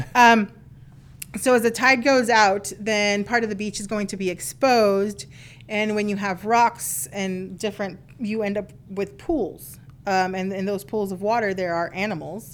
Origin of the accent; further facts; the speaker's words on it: South Texas, United States; moved away as an adult; also born or lived in Alaska; I'm originally from South Texas, and South Padre Island was an hour away from me